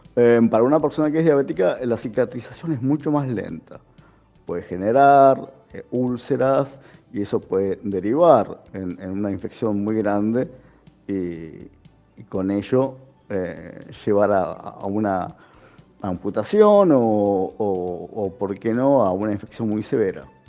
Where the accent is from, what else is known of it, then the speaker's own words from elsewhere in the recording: Argentina; soy argentino, tengo 44 años